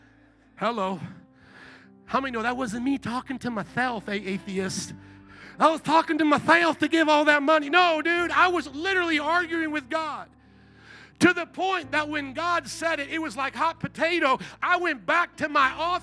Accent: Midwest, United States; also born or lived in New Orleans, Louisiana; now in Chicago, United States; I had been born and raised in the Midwest

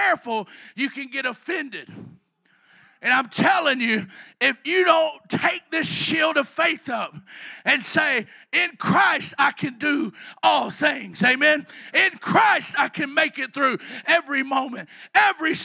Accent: the South, United States; I'm from the South.

